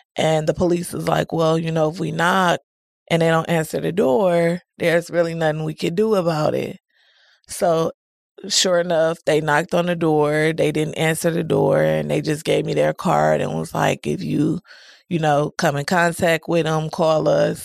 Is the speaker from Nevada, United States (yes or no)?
no; Milwaukee, Wisconsin, United States; I'm from Milwaukee, Wisconsin, never resided anywhere else. I was raised by both of my grandmas and my mom.